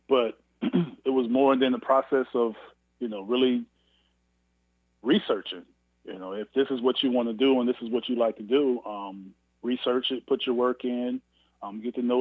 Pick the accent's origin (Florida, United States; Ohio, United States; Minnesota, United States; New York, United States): Ohio, United States; Canton; my hometown in Canton, Ohio